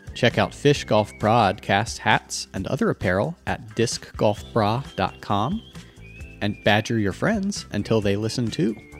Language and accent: English; Texas, United States; as a Texan